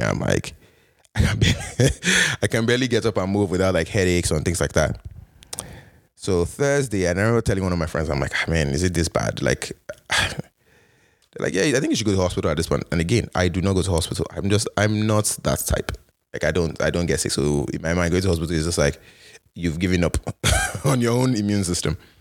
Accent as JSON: {"language": "English", "country": "Canada", "also_born_or_lived": "United States", "moved": "as an adult", "said": "as a Canadian"}